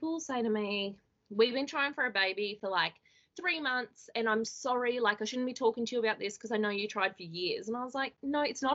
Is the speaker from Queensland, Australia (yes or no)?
yes; Toowoomba, Queensland, Australia; I'm from Toowoomba, and I live with my husband